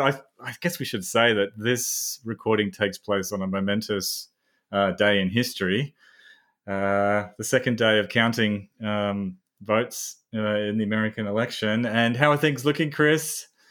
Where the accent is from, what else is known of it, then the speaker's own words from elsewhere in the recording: Australia; a psychologist from Australia